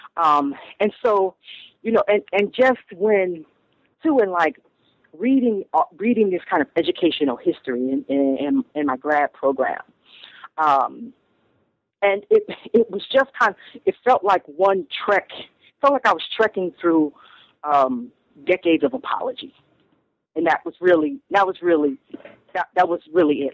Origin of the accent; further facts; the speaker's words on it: Toledo, Ohio, United States; moved away as an adult; also born or lived in Stanford, California; now in Brooklyn, United States; I grew up in Toledo, Ohio